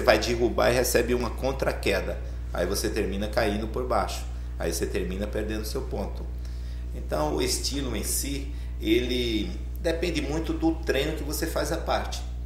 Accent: Arapiraca, Alagoas, Brazil; also born or lived in São José da Laje, Alagoas; now in Itatiba, Brazil; Sou de Alagoas. Sou Alagoas. da cidade de São José da Laje, Alagoas. Criado em Arapiraca, aí mudei para Itatiba

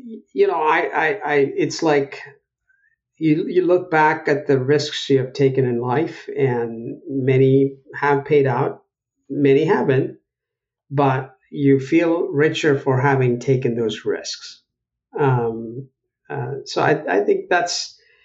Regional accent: Chennai, Tamil Nadu, India; moved away as an adult; also born or lived in Buffalo, New York; now in United States; I was born in Madras in India, in South India

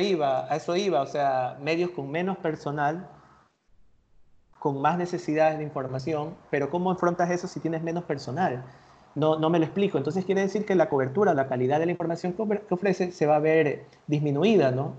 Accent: Ecuador; nosotros como ecuatorianos

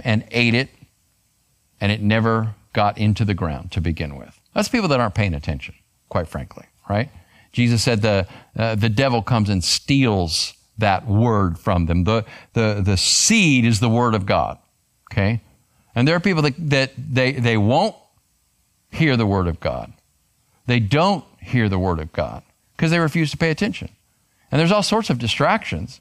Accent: Arizona, United States; I grew up in Arizona

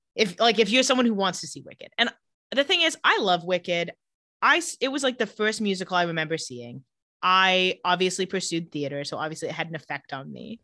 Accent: Palm Springs, California, United States; I grew up in Palm Springs.

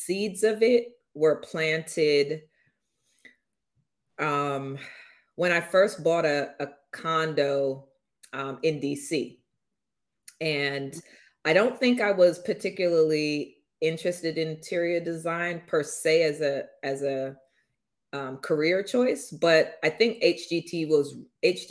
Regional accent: London, United Kingdom; now in New York, United States; NW10 is the actual zip code for where I grew up in London

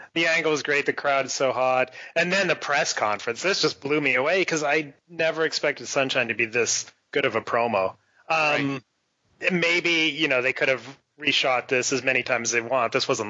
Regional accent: Texas, United States; born or raised there

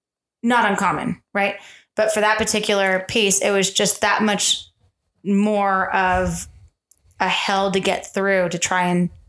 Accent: Tucson, Arizona, United States; This is Southern Arizona. I was born in Tucson.

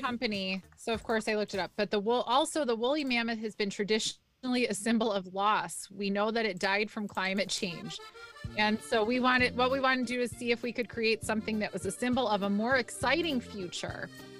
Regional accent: Midwest, United States; We're all from the Midwest.

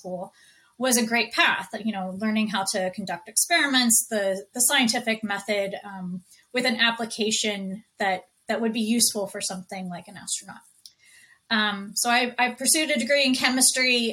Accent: Houston, Texas, United States; moved away; I grew up in Houston, Texas

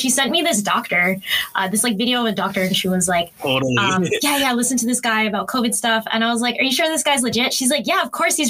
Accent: Philippines; maybe my hesitation to the idea of like myself as a Filipino being up there

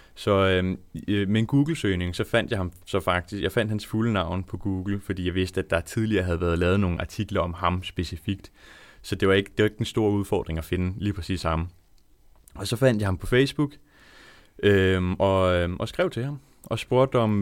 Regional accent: Langeland, Southern Denmark, Denmark; moved away as an adult; also born or lived in Svendborg; now in Odense, Denmark; jeg er opvokset på Langeland

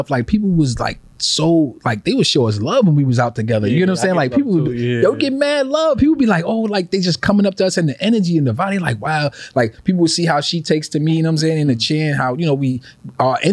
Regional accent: New York City, New York, United States; I grew up in Faraco

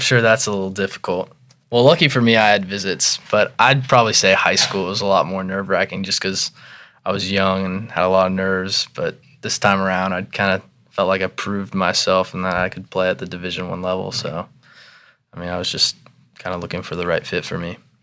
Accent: Irvine, California, United States; moved away; also born or lived in Jacksonville, North Carolina; I'm actually from Southern California

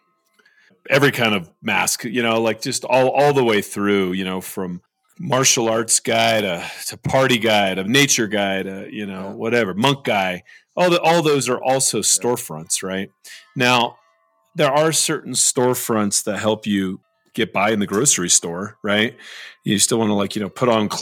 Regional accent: Southern California, United States; I grew up in Southern California

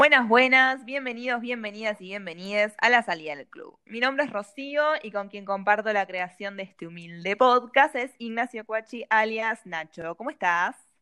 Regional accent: Bahía Blanca, Buenos Aires Province, Argentina; yo sigo acá en Bahía

